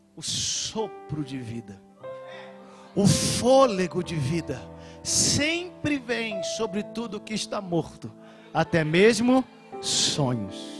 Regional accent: Rio de Janeiro, Brazil; Eu sou carioca

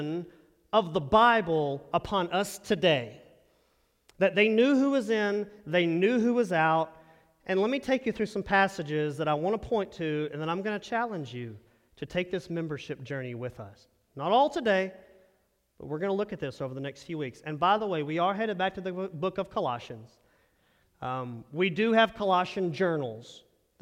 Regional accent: Texas, United States; moved away; I'm from Texas

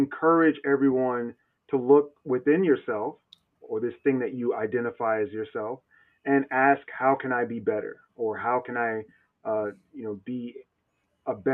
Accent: North Carolina, United States; also born or lived in New Jersey; now in Seattle, United States; I live in Seattle, but I'm from North Carolina, and North Carolina and Jersey. You may hear a hint of an accent

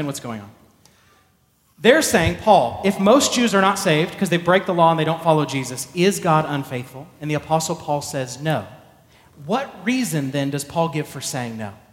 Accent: Texas, United States; also born or lived in Arlington, Texas; I was born in Texas

